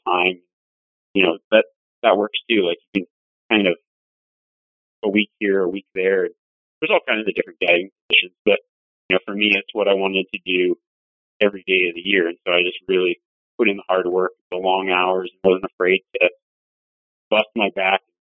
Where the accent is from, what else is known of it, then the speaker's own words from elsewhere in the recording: Nevada, United States; moved away; also born or lived in Montana; I grew up in Nevada, but I started guiding in Montana.